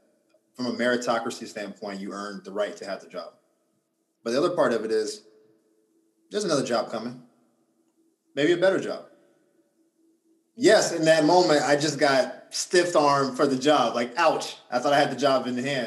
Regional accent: Gainesville, Florida, United States; also born or lived in Orlando, Florida; Gaines was my hometown. So my family's all there.

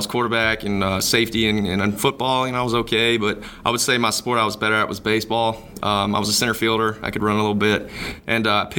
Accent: Huntsville, Alabama, United States; I grew up in Huntsville, Alabama

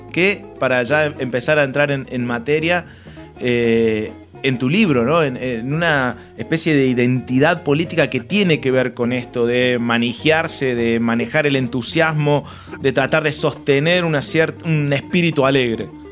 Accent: Córdoba, Argentina; como cordobés

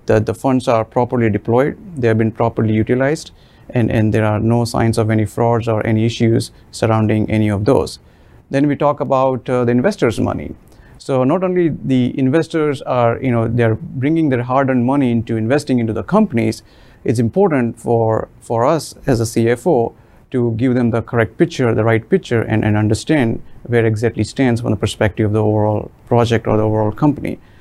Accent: Mumbai, Maharashtra, India; moved away as an adult; now in United States; I'm originally from India, and I have been living in United States for almost 21 years now. Uh, I was born in the middle class family in the city of Mumbai, and where we used to own about 300 square foot of house

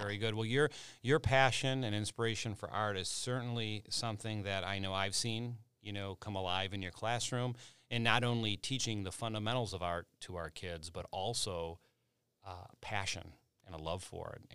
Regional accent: Chicago, Illinois, United States; growing up in Chicago

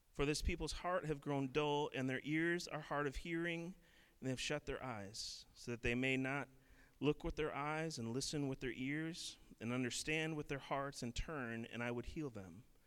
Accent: Minneapolis, Minnesota, United States; I grew up in in Minneapolis

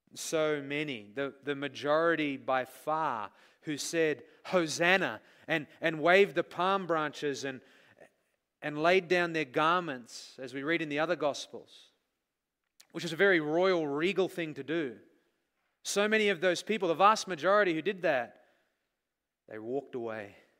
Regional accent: Australia; moved away; we grew up in Australia

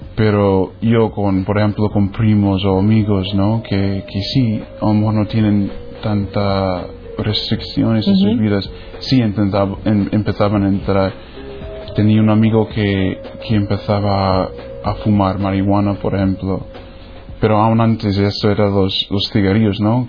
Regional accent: New Hampshire, United States; Spanish is a second language; moved away; soy de los Estados Unidos. New Hampshire está por el norte en un grupo de estados pequeños que se llama Nueva Inglaterra

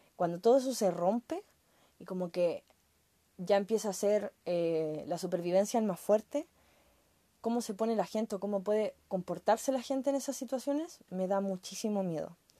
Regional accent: Chile; como chilena

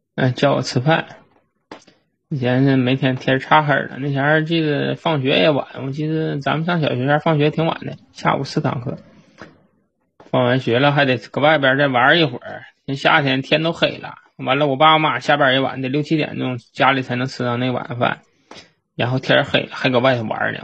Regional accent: Northeast China, China; accent: Northeastern Mandarin; 我和我姐都是土生土长的，就没有他那个口音。因为我的身边儿那同学呀，小伙伴儿啊，都是说咱们这个东北话

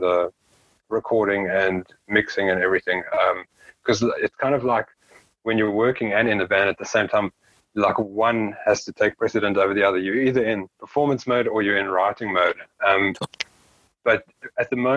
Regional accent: South Africa; we're a South African band, but then we're also a South African band from one of the smaller towns

